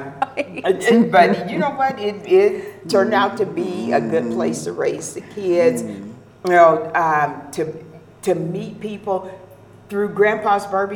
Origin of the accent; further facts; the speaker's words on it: Tri-Cities, Washington, United States; also born or lived in Arco, Idaho; I was raised in the Tri-Cities